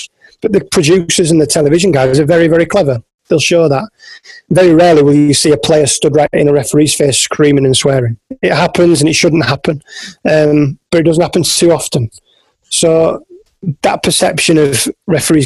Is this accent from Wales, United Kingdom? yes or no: no; Yorkshire and the Humber, United Kingdom; I'm from West Yorkshire in the north of England